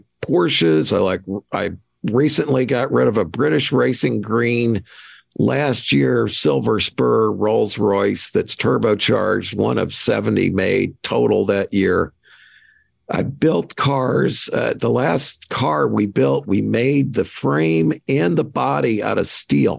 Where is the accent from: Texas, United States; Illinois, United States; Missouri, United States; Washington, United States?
Missouri, United States; Kirkwood; I grew up in Kirkwood, Missouri, which is a St. Louis bedroom community.